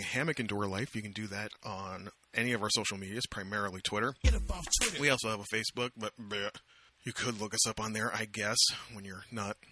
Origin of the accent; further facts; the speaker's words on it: Amherstburg, Ontario, Canada; my hometown of Amherstburg, Ontario, Canada, population, by now, maybe like 18,000